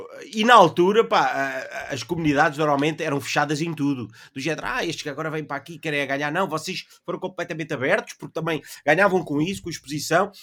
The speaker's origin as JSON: {"language": "Portuguese", "country": "Portugal"}